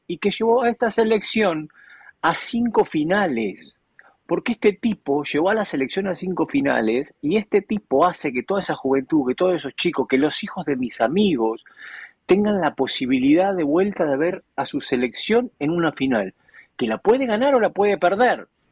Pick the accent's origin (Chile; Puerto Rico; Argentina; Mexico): Argentina